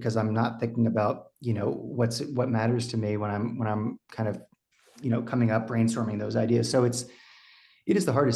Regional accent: Texas, United States; moved away as an adult; also born or lived in Austin, Texas; now in Los Angeles, United States; I was born and raised in Texas, but I live

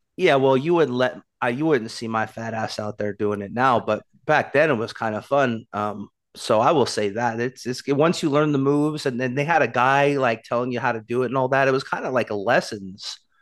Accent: Portland, Oregon, United States; my hometown, Portland, Oregon

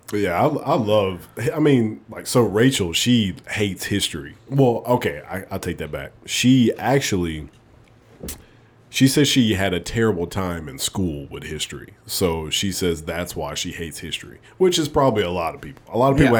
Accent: Alabama, United States; moved away as an adult; also born or lived in North Dakota; I'm from Alabama.

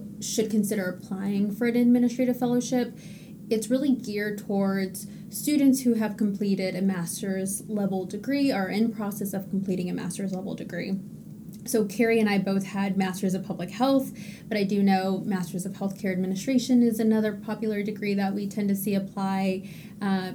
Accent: Texas, United States; now in Massachusetts, United States; I'm originally from Texas, so I did apply to fellowships back home

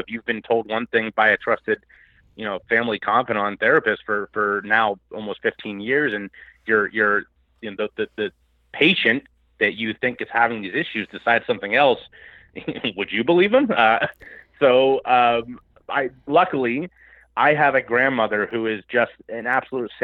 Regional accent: Cincinnati, Ohio, United States; my hometown of Cincinnati, Ohio

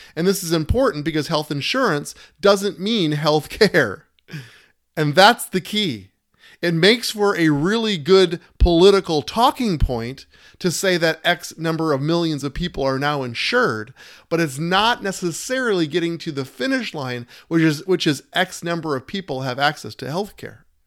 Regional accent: United States; as American citizens

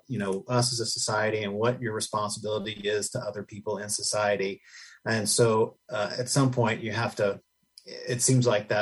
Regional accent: Tennessee, United States; moved away; I'm from Tennessee originally

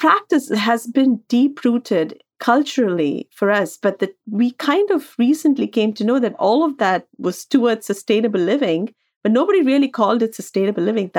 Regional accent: India; moved away as an adult; now in New York City, United States; growing up in India and moving abroad in our 20s.

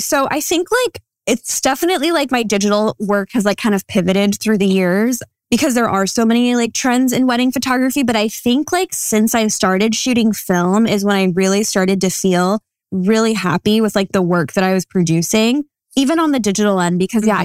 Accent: Santa Clarita, California, United States; now in Ventura, United States; the lab is based out of my hometown, Santa Clarita

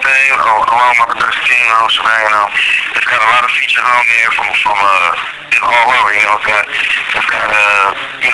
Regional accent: Bay Area, California, United States; also born or lived in Baltimore, Maryland / San Jose / Oakland; I was born in Baltimore, Maryland, and raised in the Bay Area.

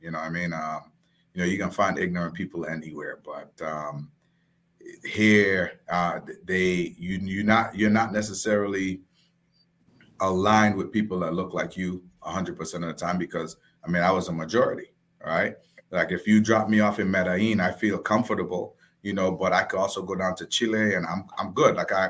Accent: Saint David, Dominica; also born or lived in US Virgin Islands; now in United States; So I was born and raised in the Commonwealth of Dominica, Casa Bruce, all right, in the parish of St. David, and moved from Dominica to the Virgin Islands.

